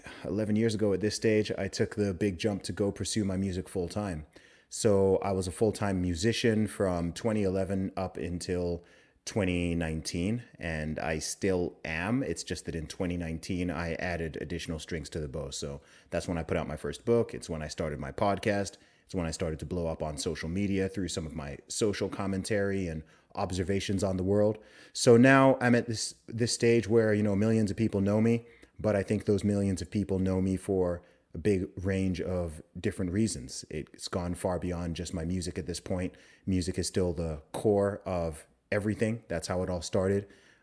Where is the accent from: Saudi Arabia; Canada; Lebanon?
Saudi Arabia; also born or lived in United Kingdom; but I was born in the UK. I'm British. I grew up in the Middle East in Saudi Arabia. I lived there for 20 years.